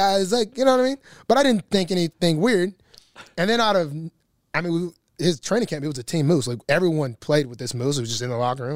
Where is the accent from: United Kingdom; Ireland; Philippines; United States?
United States; Alabama; moved away as an adult; now in Baltimore, United States; I'm not a city guy. I come from Alabama